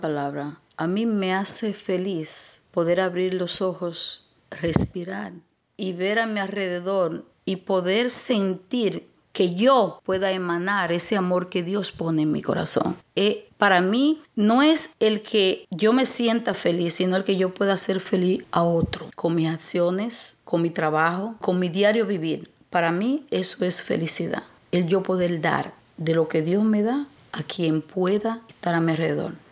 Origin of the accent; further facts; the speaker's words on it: Santo Domingo Este, Distrito Nacional, Dominican Republic; moved away as an adult; also born or lived in San Cristóbal, Dominican Republic; now in United States; me crié en un barrio en Los Minas